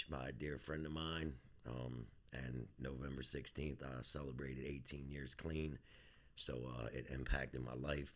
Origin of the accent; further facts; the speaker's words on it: Baltimore, Maryland, United States; born and raised in Southwest Baltimore